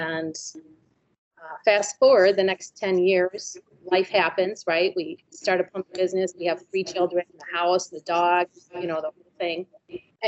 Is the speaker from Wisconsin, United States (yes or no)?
yes; Milwaukee, Wisconsin, United States; now in Walworth County, United States; I'm born and raised in Milwaukee